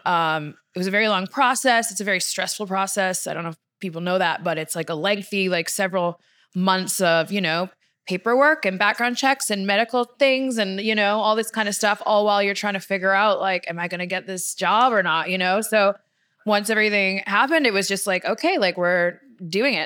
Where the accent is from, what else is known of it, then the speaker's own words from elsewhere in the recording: Victoria, British Columbia, Canada; moved away as an adult; also born or lived in Florida; now in Los Angeles, United States; I'm born and raised in Victoria